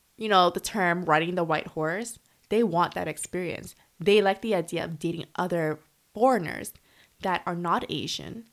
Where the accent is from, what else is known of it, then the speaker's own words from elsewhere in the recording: Canada; moved away as an adult; now in Korea; I'm from Canada